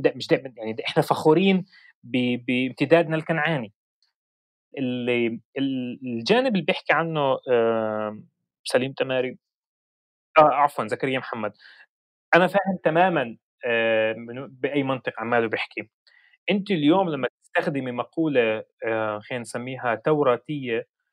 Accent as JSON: {"language": "Arabic", "country": "Palestine", "said": "إحنا عندنا حقية في هاي الأرض"}